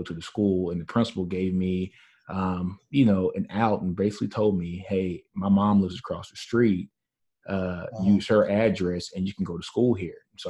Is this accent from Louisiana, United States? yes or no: yes; Shreveport, Louisiana, United States; with me growing up in Shreveport, Louisiana, I grew up in a primarily black neighborhood